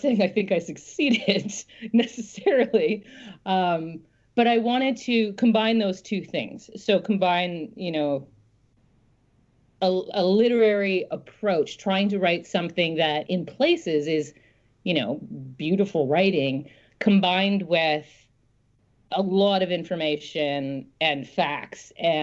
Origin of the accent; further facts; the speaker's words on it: Smithers, British Columbia, Canada; moved away; I grew up in a town called Smithers, which is about halfway along what's now referred to as the Highway of Tears